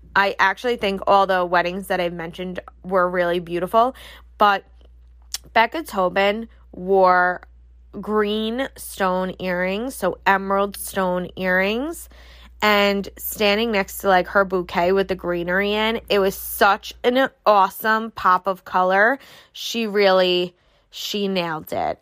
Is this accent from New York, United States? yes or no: yes; New York, United States; I'm from New York